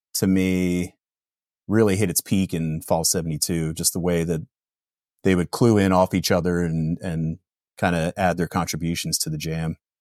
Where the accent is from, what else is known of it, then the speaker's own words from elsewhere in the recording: Pennsylvania, United States; growing up in Pennsylvania in the late nineties